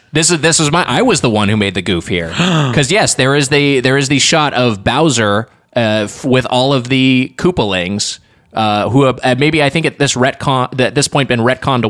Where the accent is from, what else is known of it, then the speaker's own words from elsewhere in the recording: California, United States; I'm from Southern California.